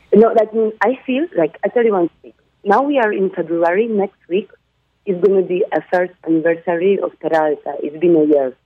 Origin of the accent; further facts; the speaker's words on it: Warsaw, Masovian Voivodeship, Poland; moved away as an adult; now in Barcelona, Spain; I come from Warsaw